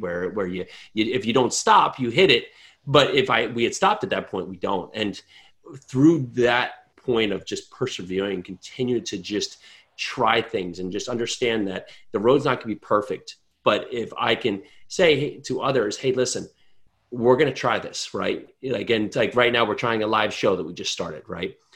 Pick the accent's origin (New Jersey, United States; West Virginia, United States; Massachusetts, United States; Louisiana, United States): New Jersey, United States; I'm from New Jersey